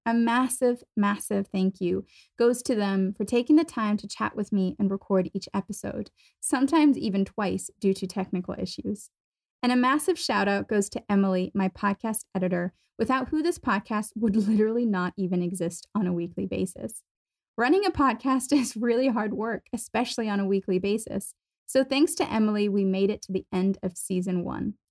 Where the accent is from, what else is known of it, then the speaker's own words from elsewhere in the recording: Germany; moved away as an adult; also born or lived in United States / Boston / London; I was born and raised in Germany